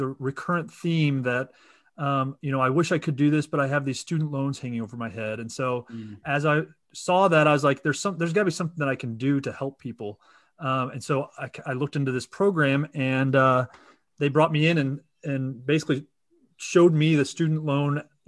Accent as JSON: {"language": "English", "town": "Kansas City", "region": "Missouri", "country": "United States", "said": "So Kansas City, and as you mentioned, the Chiefs. And so, you know, go Chiefs. It was a unfortunate Super Bowl, but here in Missouri, and yeah, that's where I'm from."}